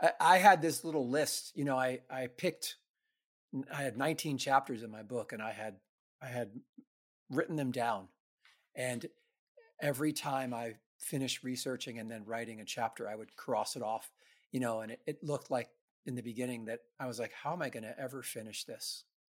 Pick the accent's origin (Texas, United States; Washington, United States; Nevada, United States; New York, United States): New York, United States; New York City; I grew up in the New York City ska scene